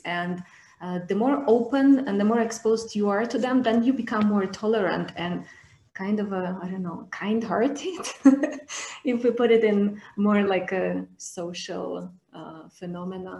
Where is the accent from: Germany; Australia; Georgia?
Georgia; moved away as an adult; now in Moldova; So I currently live in Moldova, but I'm coming from Georgia.